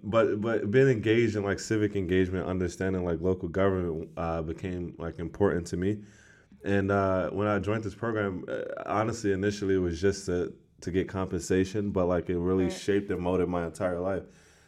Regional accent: Washington, District of Columbia, United States; I was born and raised in Ward 8 of Washington, D.C.

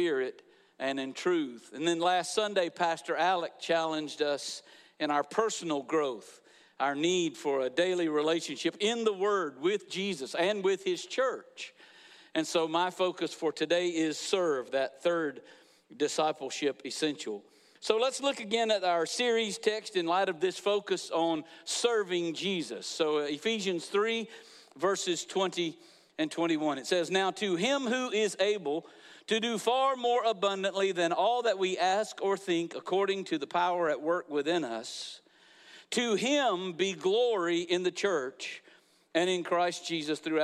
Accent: Niceville, Florida, United States; moved away as an adult; also born or lived in Valparaiso, Florida; this is where Becky and I grew up

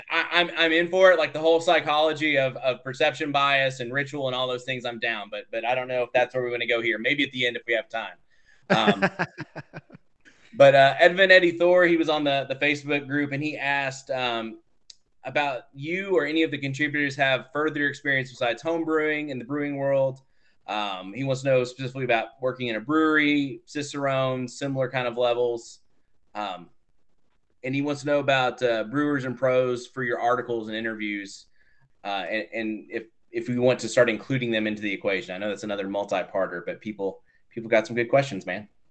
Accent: Texas, United States; I'm also from Texas

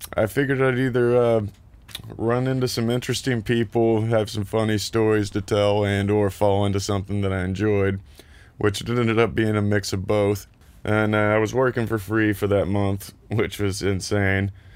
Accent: Lexington, Kentucky, United States; moved away as an adult; also born or lived in Columbus, Ohio

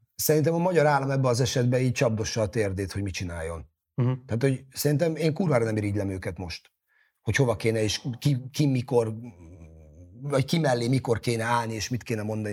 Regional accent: Hungary

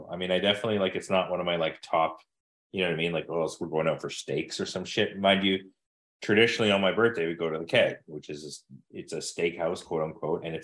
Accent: Manitoba, Canada; you know I'm from Manitoba

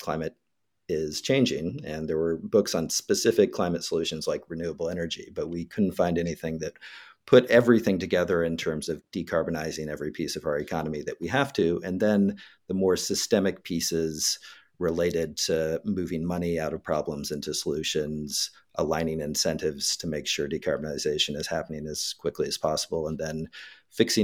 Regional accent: Northern California, United States; the small farm where I grew up in Northern California

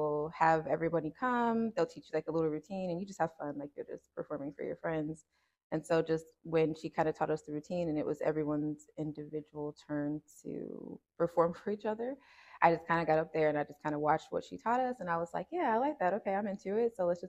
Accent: Cincinnati, Ohio, United States; also born or lived in Decatur, Georgia; I was born here in Cincinnati, and I was raised between like here and Decatur, Georgia. So I kind of like to say I'm from like Cincinnati

